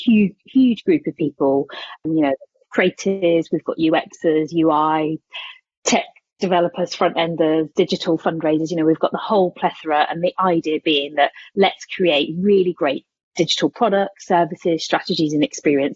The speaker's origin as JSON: {"language": "English", "town": "Corby", "region": "East Midlands", "country": "United Kingdom", "tie": "born or raised there", "said": "I started life as a volunteer youth worker in my hometown, Corby"}